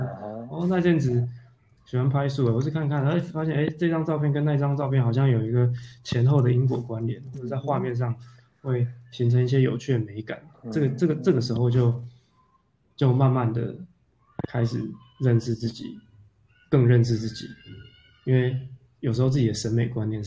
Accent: Kaohsiung, Taiwan; now in Taipei, Taiwan; 就有一种你在台北，我我我高雄人，但是我在台北工作，不会看到这样的景观

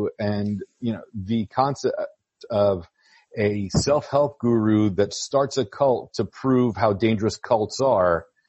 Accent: San Francisco, California, United States; moved away; I'm originally from San Francisco, so I remember hearing those stories growing up about the guy.

